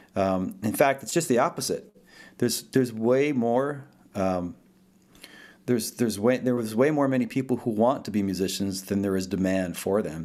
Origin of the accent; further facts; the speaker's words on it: northern New Jersey, United States; first language Italian; English is a second language; also born or lived in Rome, Italy / Dallas; now in Decatur, United States; I grew up in, in northern New Jersey